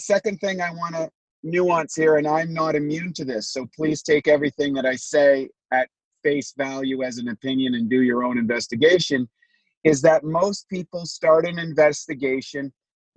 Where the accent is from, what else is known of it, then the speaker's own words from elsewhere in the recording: Canada; now in United States; I was born a Canadian, quote unquote. So I lived in the imaginary lines that we call Canada. And I've now been transplanted to the imaginary lines that we call the United States